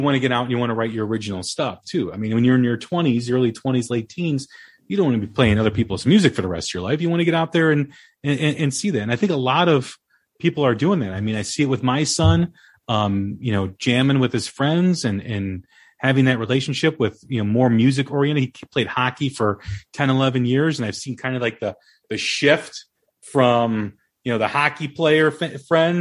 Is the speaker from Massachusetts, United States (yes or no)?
no; Des Plaines, Illinois, United States; my hometown, Des Plaines